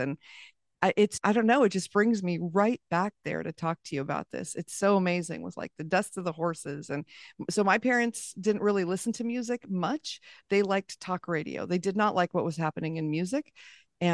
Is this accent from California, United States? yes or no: yes; La Habra Heights, California, United States; So I grew up in Orange County, California, up in La Habra Heights in the hills, and we had horses and pigs and chickens and all the things.